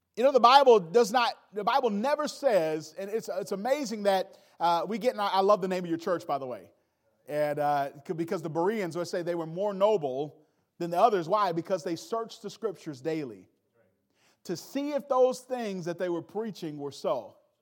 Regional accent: Milwaukee, Wisconsin, United States; also born or lived in Gary, Indiana; I grew up mainly in Milwaukee.

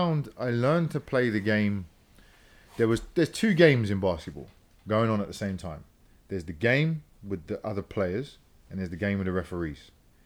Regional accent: London, United Kingdom; moved away; Yeah, I grew up in London.

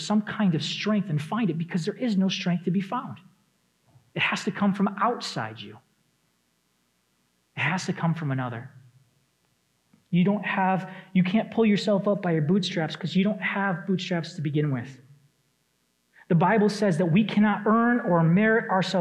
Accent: Detroit, Michigan, United States; moved away; I come from Michigan. I grew up in the Metro Detroit area

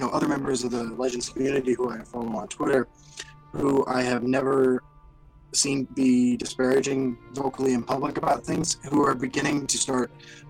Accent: Kansas, United States; growing up in Kansas

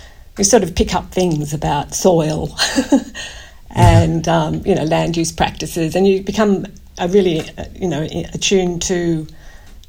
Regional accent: Narrabri, New South Wales, Australia; also born or lived in Goulburn; now in Canberra, Australia; I started growing up in Narrabri, which is in the central west, northwest of New South Wales.

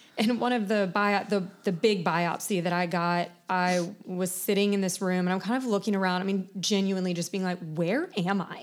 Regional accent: Charleston, South Carolina, United States; I grew up in Charleston, born and raised.

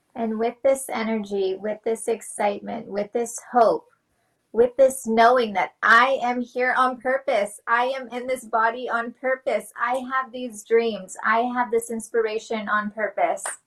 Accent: New Mexico, United States; also born or lived in Los Alamos; I'm from New Mexico

